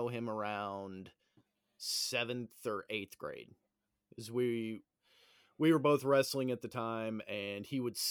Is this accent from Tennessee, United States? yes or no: yes; Knoxville, Tennessee, United States; also born or lived in Memphis, Tennessee / Clarksville, Tennessee; growing up in Knoxville in the 80s and early 90s